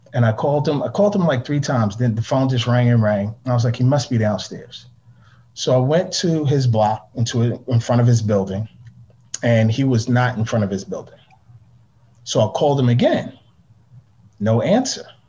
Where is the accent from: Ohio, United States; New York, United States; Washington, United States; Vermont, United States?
New York, United States; New York City; I grew up in Harlem